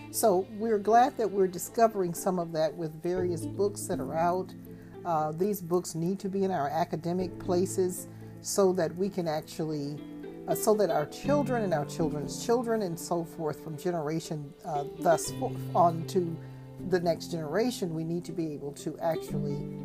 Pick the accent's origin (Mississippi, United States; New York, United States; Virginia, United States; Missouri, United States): Mississippi, United States; I'm originally from Mississippi